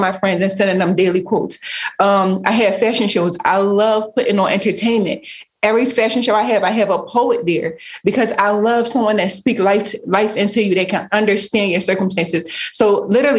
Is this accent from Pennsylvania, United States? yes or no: yes; Philadelphia, Pennsylvania, United States; growing up in Philly, the environment that we grew up